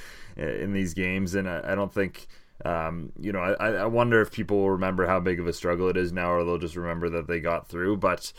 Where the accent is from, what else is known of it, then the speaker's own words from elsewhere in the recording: Canada; as a Canadian soccer fan, I think I'll welcome in future years.